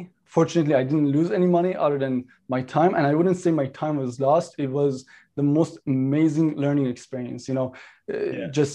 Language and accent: English; Toronto, Ontario, Canada; also born or lived in Iran; So I grew up here in Toronto. I was actually born in Iran. I grew up in North York, Toronto.